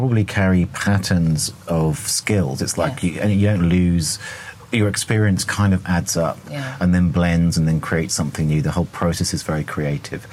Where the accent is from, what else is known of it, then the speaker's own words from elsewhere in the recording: England, United Kingdom; accent: English; my English accent